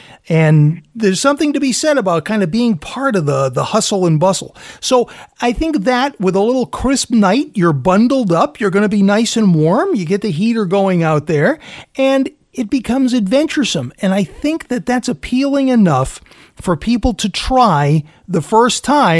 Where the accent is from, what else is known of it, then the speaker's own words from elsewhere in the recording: Fall River, Massachusetts, United States; Being Portuguese from Fall River, my Portuguese grandparents owned a restaurant there for 30 years.